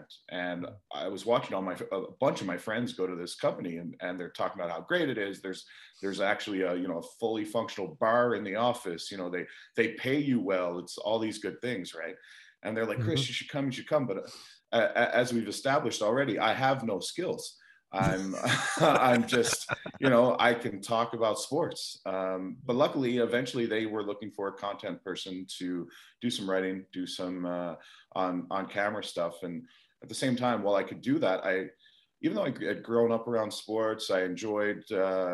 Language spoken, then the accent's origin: English; Portugal Cove, Newfoundland and Labrador, Canada; moved away as an adult; also born or lived in St. John's / Halifax; now in Toronto, Canada; So I was born and raised in Portugal Cove. Went to McDonald Drive Junior High, Prince Wales Collegiate in St. John's.